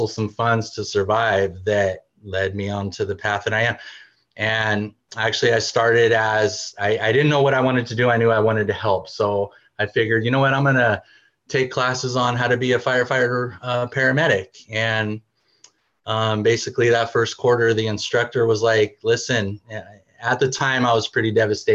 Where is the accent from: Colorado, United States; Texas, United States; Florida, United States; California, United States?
California, United States; Bay Area; moved away as an adult; now in Washington, United States; I'm from California, Bay Area